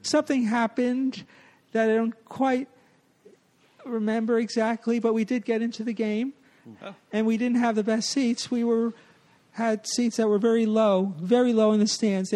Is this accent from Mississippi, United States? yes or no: no; New Jersey, United States; now in New York City, United States; I grew up in New Jersey.